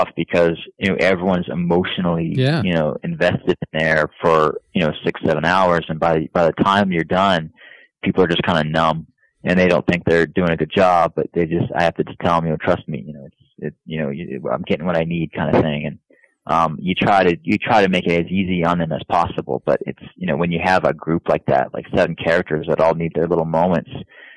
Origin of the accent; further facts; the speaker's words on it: Florida, United States; I'm from Florida